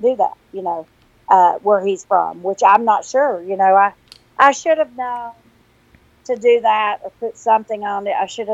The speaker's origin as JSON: {"language": "English", "region": "the South", "country": "United States", "accent": "Southern", "said": "my Southern accent"}